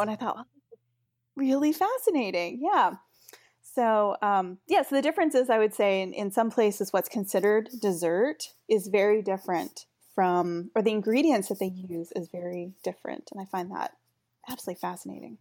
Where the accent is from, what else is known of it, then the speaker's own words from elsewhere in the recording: Pacific Northwest, United States; moved away as an adult; also born or lived in Germany; I grew up in the Pacific Northwest in the United States, and then I lived in Germany for a while